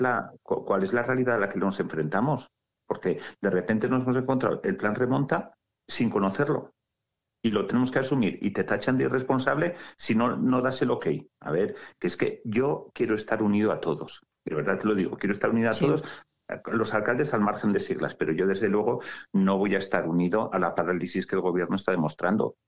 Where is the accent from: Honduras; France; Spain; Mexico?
Spain; Sallent de Gállego, Aragon; soy sayentino